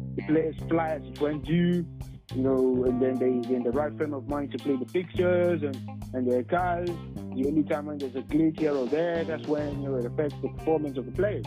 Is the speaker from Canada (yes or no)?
no; Nigeria; I'm proud to be a Nigerian